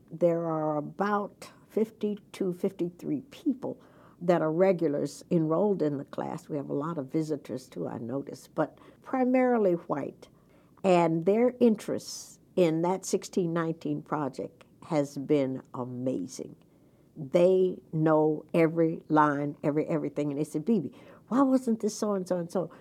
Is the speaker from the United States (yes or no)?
yes; Jacksonville, Florida, United States; moved away as an adult; now in Delaware, United States; I grew up in Jacksonville, Florida